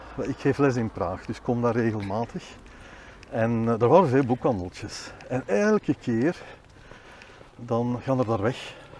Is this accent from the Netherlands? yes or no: no; Boom, Flanders, Belgium; also born or lived in Bornem / Leuven; now in Willebroek, Belgium; ik ben geboren in Bornem, maar eigenlijk opgegroeid in Boom